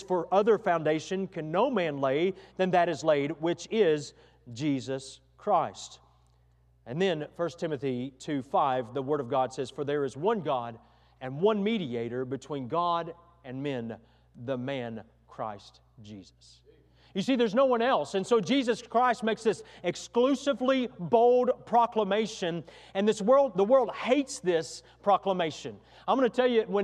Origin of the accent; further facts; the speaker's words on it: near Waco, Texas, United States; not far from my hometown where we grew up, about 45 minutes or an hour's drive